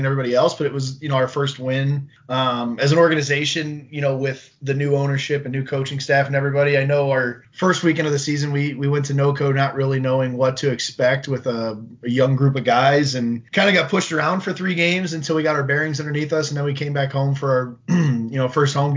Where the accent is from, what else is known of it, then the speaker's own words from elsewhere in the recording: St. Louis, Missouri, United States; moved away; I grew up in the Midwest in the St. Louis area